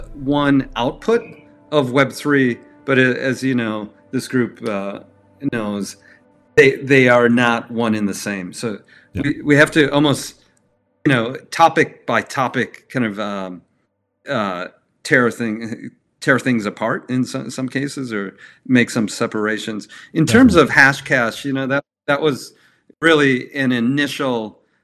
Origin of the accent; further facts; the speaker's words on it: Milwaukee, Wisconsin, United States; I grew up in Milwaukee, Wisconsin